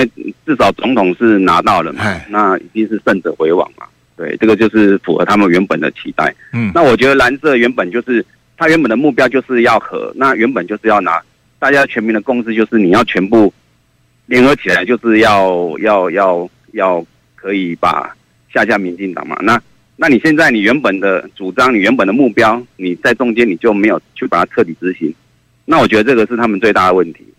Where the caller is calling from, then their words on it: Kaohsiung, Taiwan; 喂喂，我是高雄的